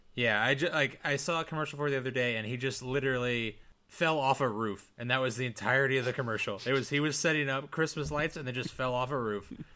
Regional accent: United States; I'm definitely American, white

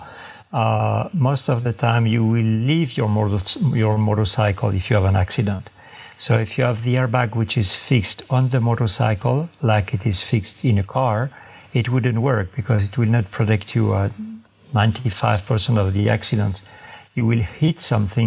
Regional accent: France; from France.

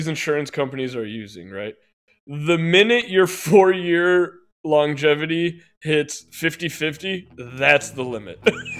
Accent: the South, United States; I'm a lady from the South, okay?

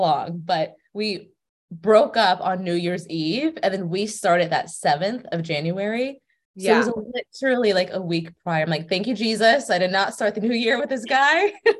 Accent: California, United States; now in Naples, United States; So I'm originally from California, but I moved to Naples, Florida. So that's where I'm at right now. And I'm 27.

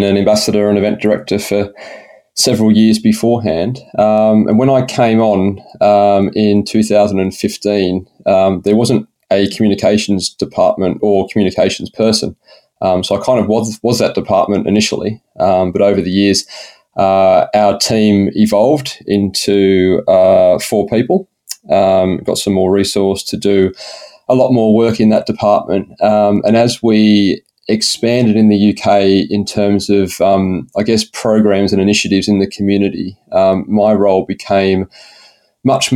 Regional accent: Shellharbour, New South Wales, Australia; accent: slight British lilt; moved away as an adult; also born or lived in Canberra / United States / United Kingdom; I was born and bred in Shell Harbour, which is down near Wollongong. Lived here pretty much till I was 18.

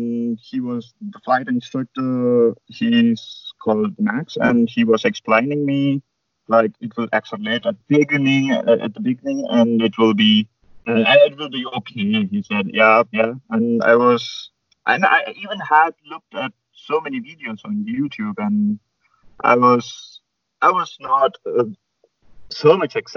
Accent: India; moved away as an adult; now in Germany; there are quite few glider clubs in India, and I never even had a chance to fly gliders at my home country

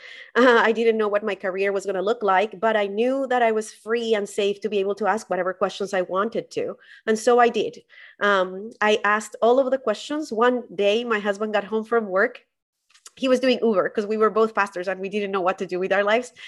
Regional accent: Colombia; I grew up in Colombia

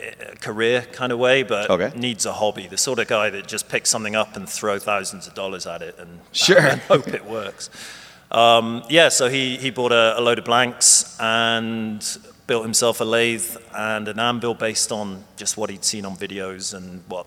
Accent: Bristol, South West England, United Kingdom

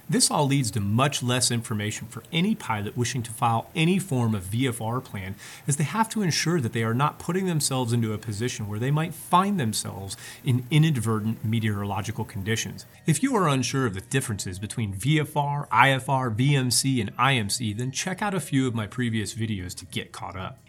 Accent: Oklahoma, United States; here in my home state of Oklahoma

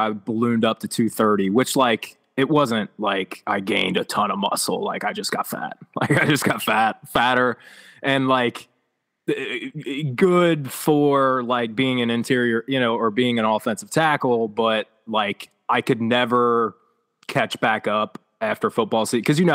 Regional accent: Northern Kentucky, United States; I'm a Northern Kentucky kid, so we're 15 minutes outside of Cincinnati

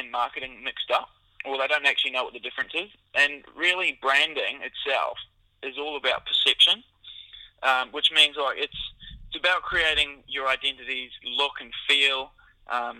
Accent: New Zealand; moved away as an adult; also born or lived in Auckland, New Zealand; now in Australia; I'm actually originally from New Zealand

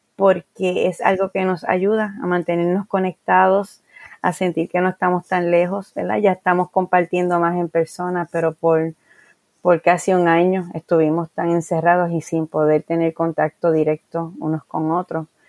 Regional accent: Guayama, Puerto Rico; also born or lived in San Juan; Y en el año 1994 yo abro en, en mi pueblo, en Guayama, una librería

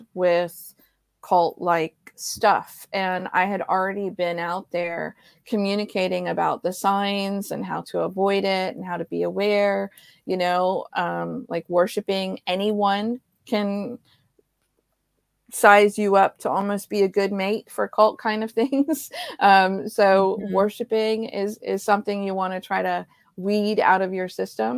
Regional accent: Ohio, United States; I grew up in Ohio

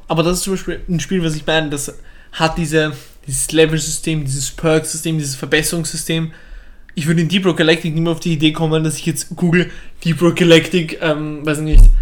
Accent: Vienna, Austria; accent: Viennese; ich spreche wienerisch

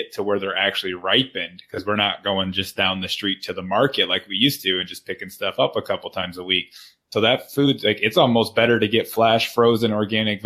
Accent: Flint, Michigan, United States; I'm from Flint, Michigan

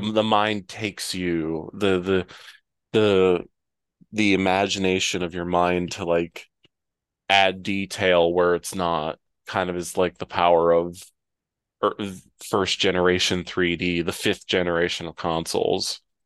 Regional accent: Ohio, United States; now in North Carolina, United States; when I grew up in Ohio, we had tornado sirens.

